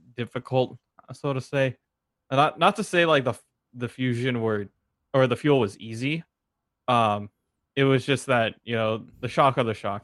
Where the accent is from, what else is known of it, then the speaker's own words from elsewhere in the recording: San Francisco, California, United States; I'm, I'm from San Francisco